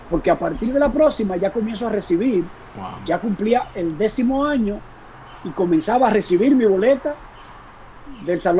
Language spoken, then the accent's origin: Spanish; Dominican Republic; estaba el componente personal de yo ser dominicano.